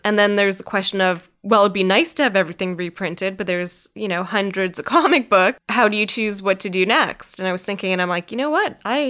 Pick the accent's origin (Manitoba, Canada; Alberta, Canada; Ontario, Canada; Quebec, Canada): Manitoba, Canada; Winnipeg; And growing up in Winnipeg and having, you know, a lot of friends in the Aboriginal community, that was something that was really intriguing to me